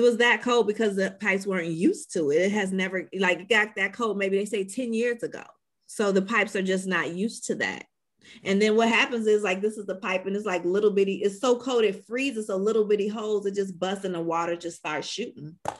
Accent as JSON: {"language": "English", "town": "Chicago", "region": "Illinois", "country": "United States", "also_born_or_lived": "Atlanta", "moved": "yes", "lives_now": "Tampa, United States", "said": "I'm from Chicago"}